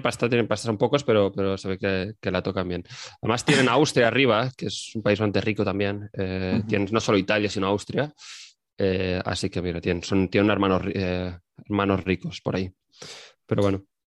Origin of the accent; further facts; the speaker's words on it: Spain; yo que soy de España